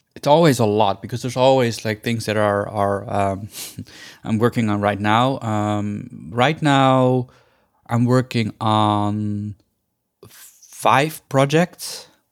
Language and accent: English; Netherlands; moved away as an adult; also born or lived in India; now in Los Angeles, United States; I went to Holland, which is a completely different culture and a completely different world, basically. Um, so I, I, and I grew up there.